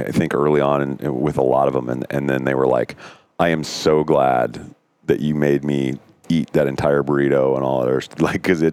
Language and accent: English; Montana, United States; now in Arizona, United States; I grew up here in Montana